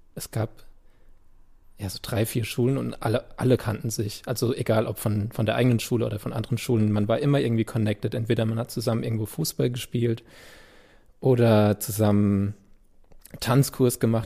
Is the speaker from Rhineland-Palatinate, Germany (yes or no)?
yes; Landau, Rhineland-Palatinate, Germany; first language German; Also an Gottramstein, wo ich aufgewachsen bin